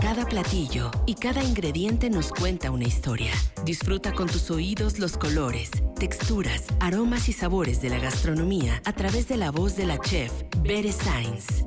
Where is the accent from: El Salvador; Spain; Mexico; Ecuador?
Mexico; Guanajuato; nuestro hermoso estado